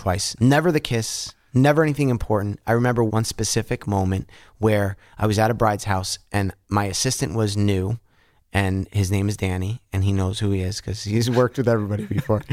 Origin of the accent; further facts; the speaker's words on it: Yonkers, New York, United States; I grew up in Bronxville, or fake Bronxville, it was Yonkers, but Bronxville P